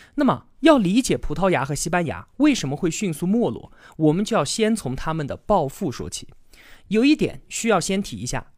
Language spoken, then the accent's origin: Chinese; China; 我们中国人